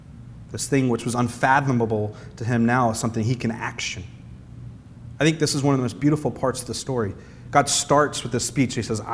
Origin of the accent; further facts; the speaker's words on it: the South, United States; as one of my mom's friends, and I'm from the South, but she said, you know, …, he sounds like a Yankee now.